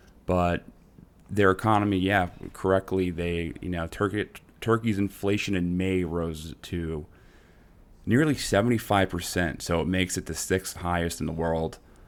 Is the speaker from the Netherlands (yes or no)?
yes; Netherlands; I'm from Holland. Isn't that weird?